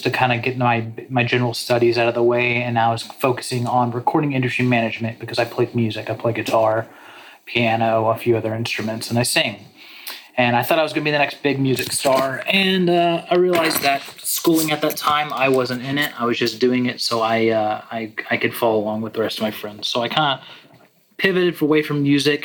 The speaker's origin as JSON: {"language": "English", "region": "Texas", "country": "United States", "tie": "born or raised there", "also_born_or_lived": "Hendersonville, Tennessee", "moved": "yes", "said": "I grew up in Texas, and around 1997, my family picked up and moved to Hendersonville, Tennessee"}